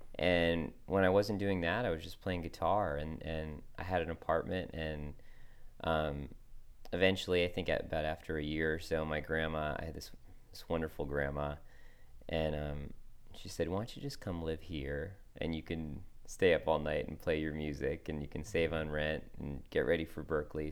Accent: Wilton, Connecticut, United States; moved away as an adult; also born or lived in Nashville; I grew up in Wilton, Connecticut

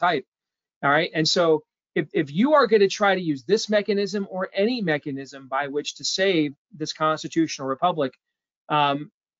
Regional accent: Iowa, United States; I'm from Iowa

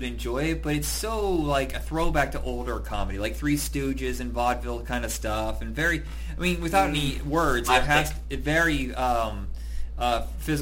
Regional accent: Fort Wayne, Indiana, United States; my hometown, you know, Fort Wayne, Indiana.

